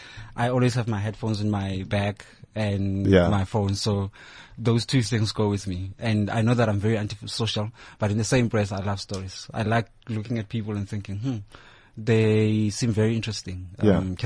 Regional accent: Heilbron, Free State, South Africa; now in Johannesburg, South Africa; Home is Free State. There's a little dorpy there called Heilbronn

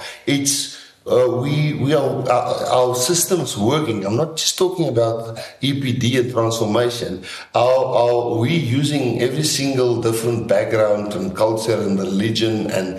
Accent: South Africa; accent: strong Afrikaans; also born or lived in Free State / Cape Town / Munster

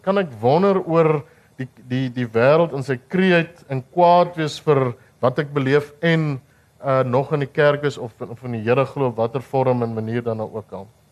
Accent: Upington, Northern Cape, South Africa; Ek kom uit Appington uit

